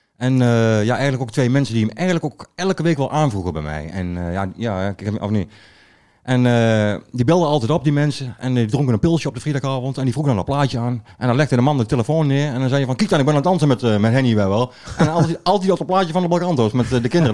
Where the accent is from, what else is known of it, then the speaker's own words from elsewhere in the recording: Achterhoek, Gelderland, Netherlands; bij ons in de Achterhoek